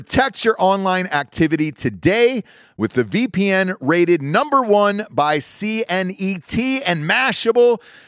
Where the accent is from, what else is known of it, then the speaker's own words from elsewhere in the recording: Atlanta, Georgia, United States; And I grew up in Atlanta, Georgia, most of my life. We moved there when I was, I think, 3 or 4 years old.